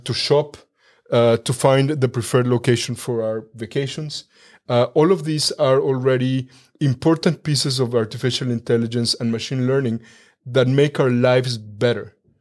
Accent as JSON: {"language": "English", "country": "Mexico", "tie": "born or raised there", "moved": "as an adult", "lives_now": "Germany", "said": "I was born and raised in Mexico"}